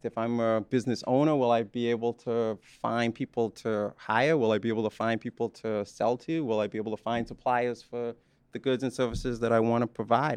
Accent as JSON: {"language": "English", "country": "Bahamas", "tie": "born or raised there", "moved": "yes", "said": "I'm a Bahamian, some of you know that. that I was born in the Bahamas"}